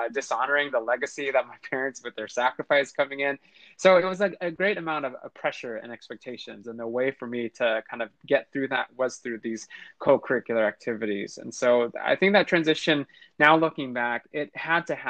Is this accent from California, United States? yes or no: yes; Central California, United States; I lived in an area or in a city in Central California that had a huge agriculture population